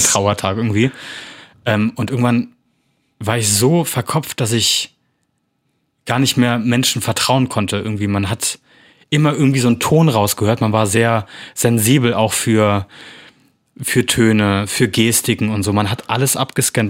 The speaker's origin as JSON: {"language": "German", "town": "Bonn", "region": "North Rhine-Westphalia", "country": "Germany", "moved": "as an adult", "lives_now": "Bornheim, Germany", "said": "bin Film- und Fernsehschauspieler aus äh, Bonn, Bornheim jetzt"}